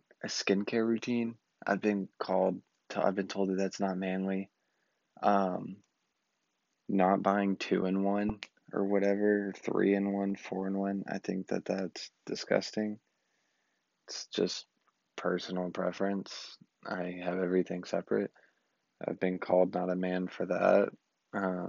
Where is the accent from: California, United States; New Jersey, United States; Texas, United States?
Texas, United States; Southeast; also born or lived in Austin, Texas; I just wanted to get out of my hometown. Hated Southeast Texas. I'm back now